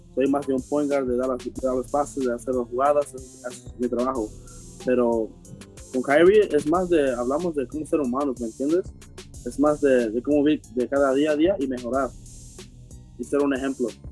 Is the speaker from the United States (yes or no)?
yes; New York, United States; siendo mexicano nacido en Nueva York